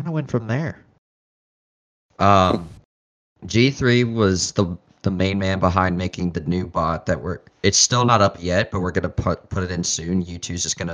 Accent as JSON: {"language": "English", "town": "Cincinnati", "region": "Ohio", "country": "United States", "tie": "born or raised there", "said": "my hometown hero"}